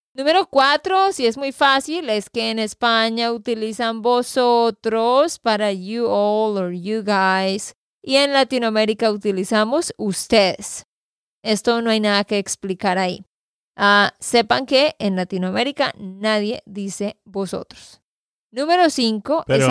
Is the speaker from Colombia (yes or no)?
yes; Santander, Colombia; de Santander, Colombia